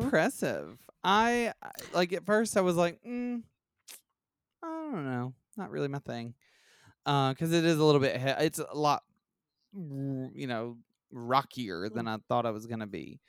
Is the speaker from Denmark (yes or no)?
no; Alabama, United States; we're from Alabama